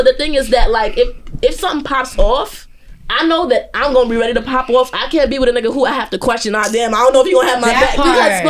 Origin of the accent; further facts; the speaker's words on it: New York City, New York, United States; I grew up between Bushwick and Brownsville.